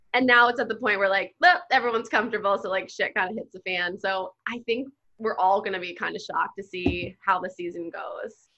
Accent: New Jersey, United States; I grew up in Jersey.

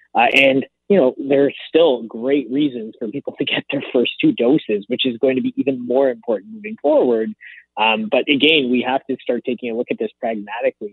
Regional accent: Canada; a Canadian

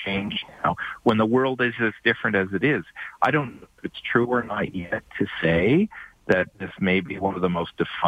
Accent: Eastern Canada, Canada; I'm from the East

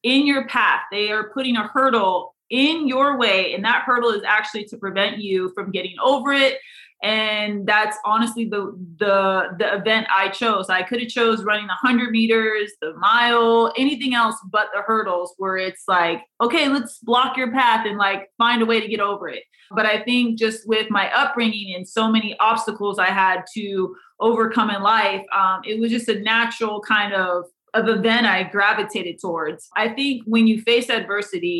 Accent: Iowa, United States; growing up in Iowa, that's just obviously where I'm from. So I wanted to honor the people in the area where I was raised

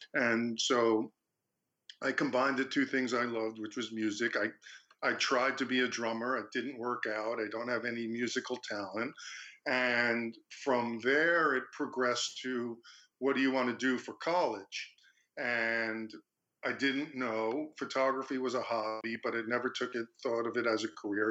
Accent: Long Beach, United States; also born or lived in Fredonia; I went back to Long Beach, my hometown

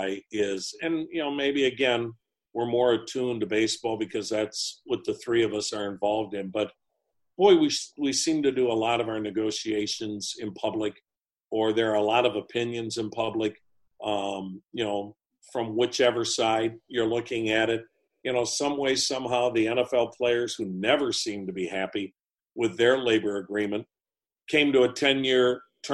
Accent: Wisconsin, United States; moved away; I'm from Wisconsin.

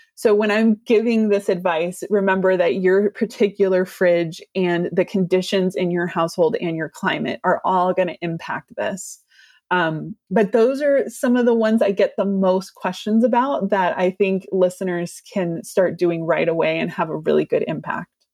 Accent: California, United States; I'm a Californian

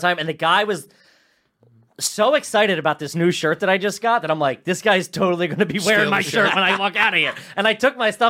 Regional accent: Philadelphia, Pennsylvania, United States; We're from Philly.

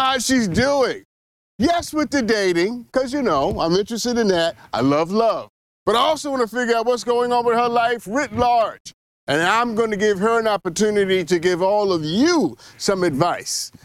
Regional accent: New York City, New York, United States; I'm from Brooklyn

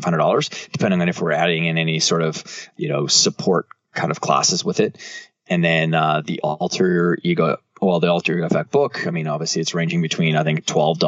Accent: Canada; I'm from Canada

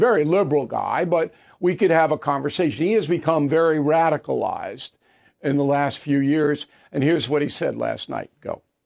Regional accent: New York City, New York, United States; New York City, my hometown.

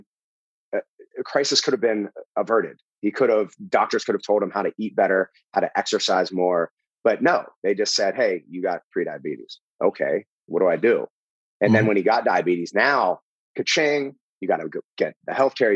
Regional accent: Pittsburgh, Pennsylvania, United States; moved away as an adult; also born or lived in New York City; I'm from Pittsburgh

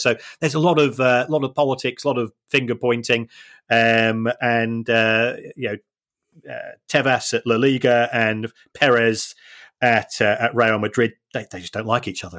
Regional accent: Manchester, North West England, United Kingdom; I say I'm from Manchester, or, yeah, I've lived in Manchester most of my life

